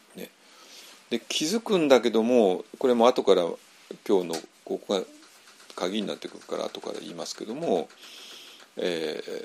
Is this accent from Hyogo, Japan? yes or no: no; Tokyo, Japan; moved away as an adult; 東京育ちの私